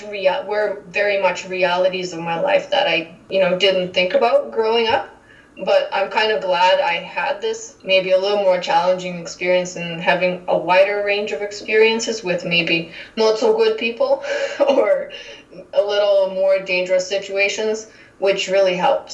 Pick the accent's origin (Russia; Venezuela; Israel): Russia; moved away as an adult; now in Calgary, Canada; So I came directly from Russia to Calgary and been staying here since. And I come from an industrial city of more than 1 million people